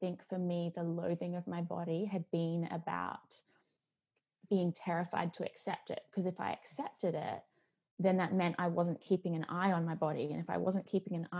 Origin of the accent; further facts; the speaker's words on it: Australia; moved away; I grew up in Australia